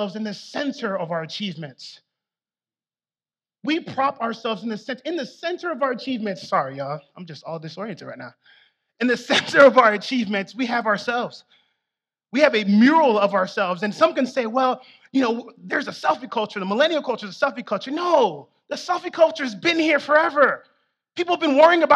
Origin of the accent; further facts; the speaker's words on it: South Florida, United States; I'm from South Florida